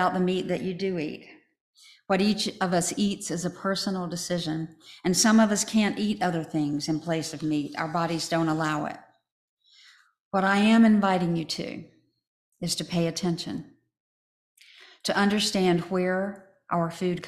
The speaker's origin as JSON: {"language": "English", "country": "United States", "tie": "born or raised there", "said": "Where I grew up in Chatham County, chickens are a big industry."}